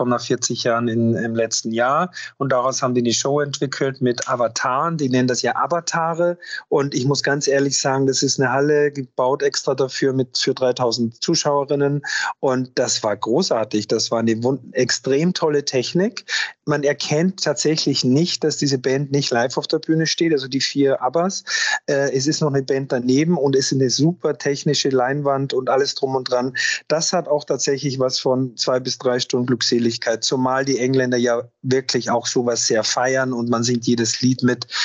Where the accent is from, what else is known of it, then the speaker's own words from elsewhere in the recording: Austria; für mich als Österreicher mit einem schönen Schuss Almdudler